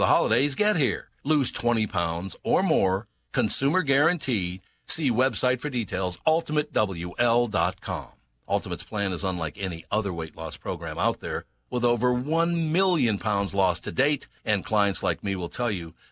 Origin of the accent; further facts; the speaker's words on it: Minneapolis, Minnesota, United States; I grew up in North Minneapolis.